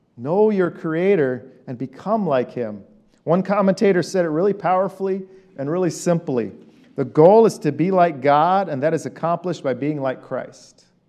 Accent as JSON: {"language": "English", "country": "Iran", "moved": "yes", "said": "I'm an Armenian from Iran"}